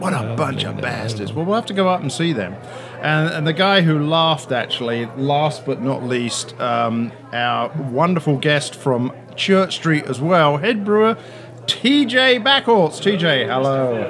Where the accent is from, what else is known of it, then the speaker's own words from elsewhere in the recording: United Kingdom; I'm the Brit.